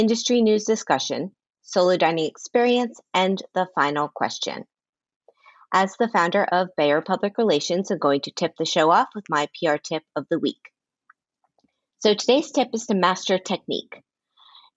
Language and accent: English; Miami, Florida, United States; now in New York, United States; I'm from Miami